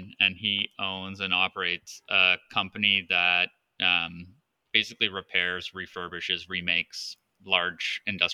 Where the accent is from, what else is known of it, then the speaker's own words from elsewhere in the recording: Southern Ontario, Canada; also born or lived in Toronto; I'm a native Southern Ontarian up here in Canada. I was born in Toronto and have lived within a few hours of Toronto my entire life.